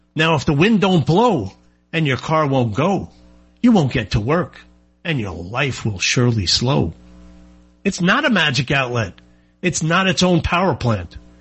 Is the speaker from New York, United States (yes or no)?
yes; New York, United States; I am from New York